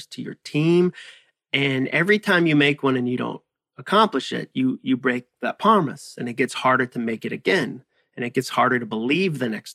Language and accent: English; Massachusetts, United States; I use the word wicked as the word very because I grew up in Massachusetts and that is what we